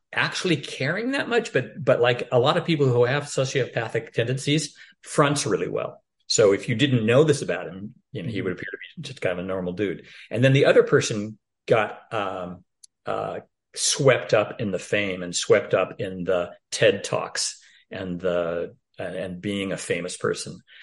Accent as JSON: {"language": "English", "town": "Portland", "region": "Oregon", "country": "United States", "tie": "born or raised there", "said": "Portland, Oregon, my hometown"}